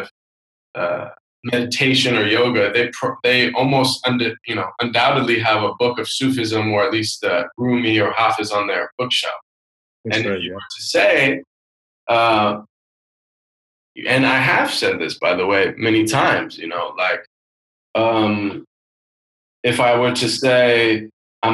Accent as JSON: {"language": "English", "town": "Seattle", "region": "Washington", "country": "United States", "tie": "born or raised there", "said": "I grew up in Seattle, very kind of liberal West Coast city"}